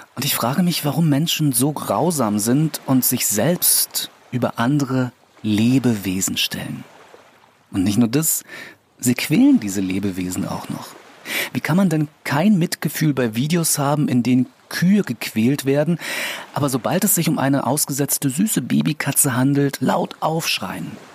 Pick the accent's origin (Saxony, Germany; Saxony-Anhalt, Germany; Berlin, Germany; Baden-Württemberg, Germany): Berlin, Germany; als Berliner